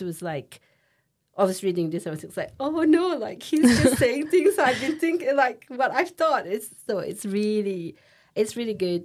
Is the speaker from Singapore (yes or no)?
yes; Singapore; moved away as an adult; now in Leeds, United Kingdom; I'm from Singapore